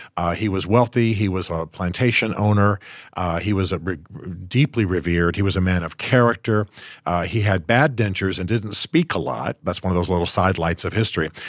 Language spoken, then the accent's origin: English; United States; I'm an American.